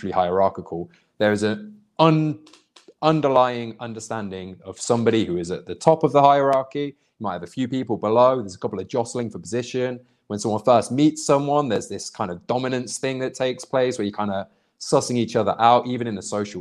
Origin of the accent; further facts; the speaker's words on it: United Kingdom; moved away; also born or lived in Indonesia; growing up in Britain, or a proper Christian anyway. Like there was plenty of Muslims and Sikhs and Hindus where I lived, because I lived in a very big Indian population in the city I come from